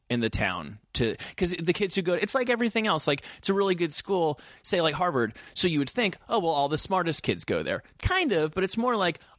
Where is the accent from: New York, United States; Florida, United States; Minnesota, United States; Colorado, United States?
New York, United States; Manhattan; I mean, I'm from Manhattan